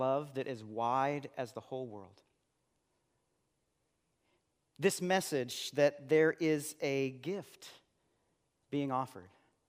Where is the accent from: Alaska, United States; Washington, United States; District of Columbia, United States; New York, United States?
Washington, United States; Seattle; And after he was at the church that I grew up in West Seattle, he moved to Denver and planted a church there.